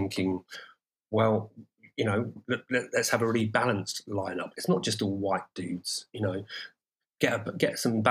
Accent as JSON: {"language": "English", "town": "Brighton", "region": "South East England", "country": "United Kingdom", "tie": "born or raised there", "said": "Brighton, my hometown"}